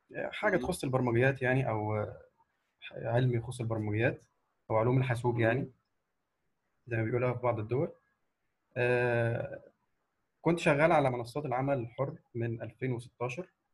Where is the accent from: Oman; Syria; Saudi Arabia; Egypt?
Egypt; من مصر